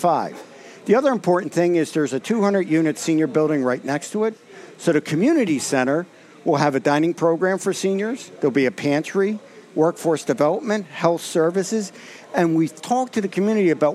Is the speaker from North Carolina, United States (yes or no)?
no; Baltimore, Maryland, United States; I grew up in West Baltimore, St. William of York